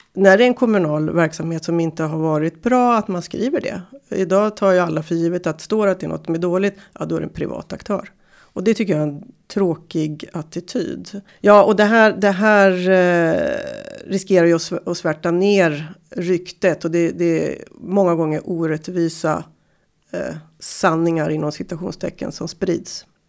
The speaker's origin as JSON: {"language": "Swedish", "town": "Timrå", "region": "Västernorrland County", "country": "Sweden", "said": "Jag kommer från Timrå"}